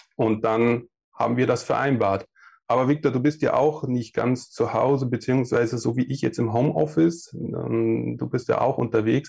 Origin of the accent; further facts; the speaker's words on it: Passau area, Bavaria, Germany; moved away; komme ursprünglich aus dem süddeutschen Raum, Passau da die Richtung